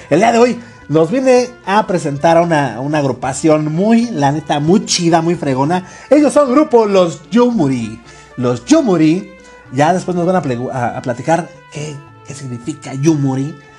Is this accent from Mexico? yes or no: yes; Mexico; somos mexicanos